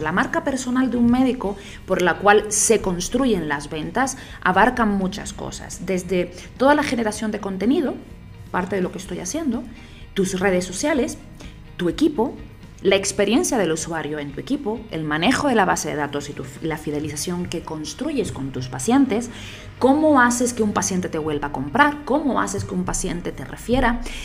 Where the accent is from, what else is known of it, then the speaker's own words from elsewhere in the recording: Canary Islands, Spain; moved away as an adult; also born or lived in Barcelona, Spain; now in Bogotá, Colombia; yo soy española, de Canarias